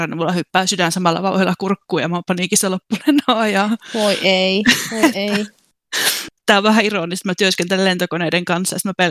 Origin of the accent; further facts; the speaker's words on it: Kuopio, North Savo, Finland; now in Braintree, United Kingdom; mä oon 27, mä oon alun perin kotoisin Kuopiosta. Mä muutin Englantiin 2017. Täällä Englannissa mä asun Braintree-nimisessä kaupungissa.